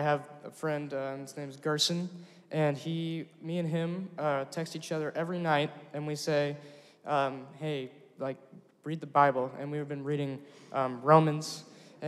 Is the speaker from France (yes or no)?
no; Springdale, United States; I'm from Springdale, and I go to Harbor High School.